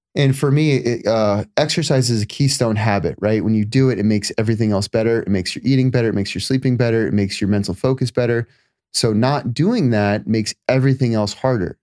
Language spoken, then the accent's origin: English; Florida, United States; moved away as an adult; also born or lived in California; now in Los Angeles, United States; I spent, uh, the first twenty-five, twenty-seven years in Florida